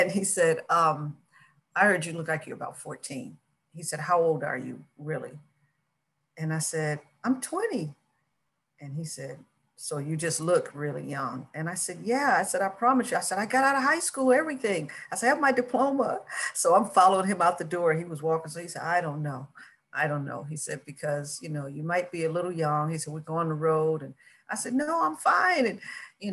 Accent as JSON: {"language": "English", "region": "Michigan", "country": "United States", "tie": "born or raised there", "moved": "yes", "lives_now": "Los Angeles, United States", "said": "my home state, Michigan"}